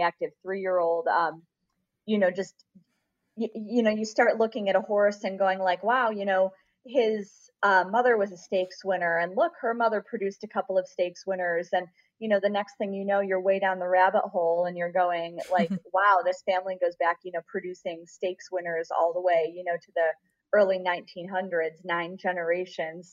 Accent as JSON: {"language": "English", "town": "Rochester", "region": "New York", "country": "United States", "tie": "born or raised there", "also_born_or_lived": "Saratoga, New York", "moved": "as an adult", "lives_now": "Kentucky, United States", "said": "my hometown of Rochester, New York"}